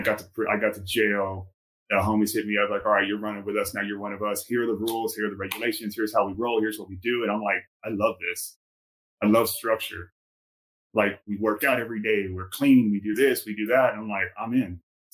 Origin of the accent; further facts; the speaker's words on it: California, United States; I came from Southern California.